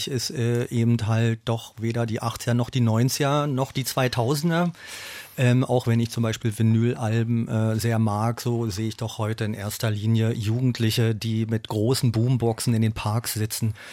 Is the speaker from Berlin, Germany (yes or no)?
yes; Berlin, Germany; ich bin ja ein Berliner, ich bin hier geboren, aufgewachsen, meine Familie und, und, und mein Label ist ja auch noch hier.